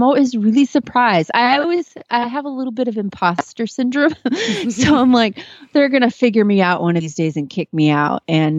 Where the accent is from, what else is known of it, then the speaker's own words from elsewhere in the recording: Kemp, Texas, United States; from Kemp, Texas